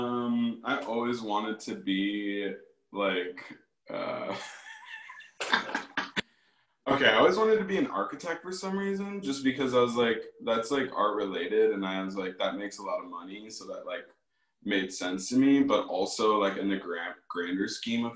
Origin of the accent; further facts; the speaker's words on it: Aurora, Illinois, United States; moved away as an adult; also born or lived in Chicago, Illinois; now in Milwaukee, United States; I actually grew up in Aurora, Illinois